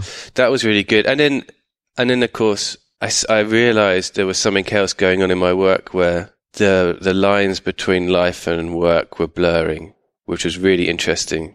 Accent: United Kingdom; my family are from East London, but I grew up just outside London

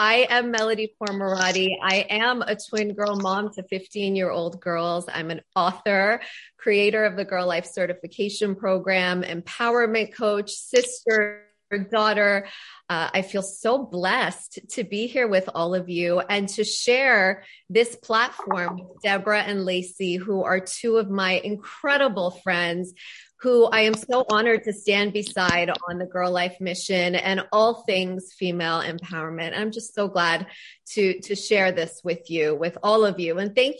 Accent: Canada; as a Canadian

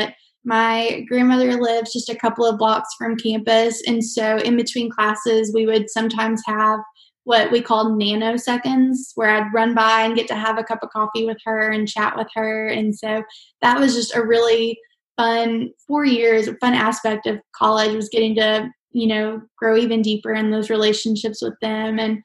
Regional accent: Arkadelphia, Arkansas, United States; growing up in Arkadelphia

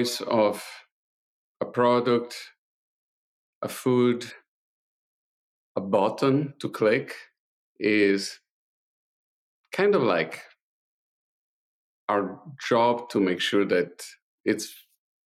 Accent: Italy; English is a second language; moved away; being an Italian living in Italy in the 70s and the 80s

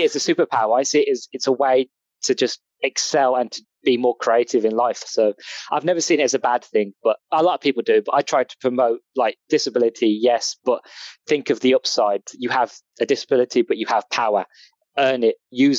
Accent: England, United Kingdom; accent: English; As you can tell by my accent, I'm English.

